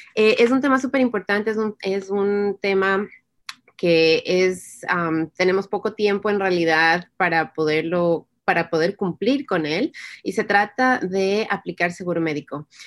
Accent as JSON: {"language": "Spanish", "country": "Ecuador", "moved": "as an adult", "lives_now": "United States", "said": "el Ecuador, donde, de donde yo soy"}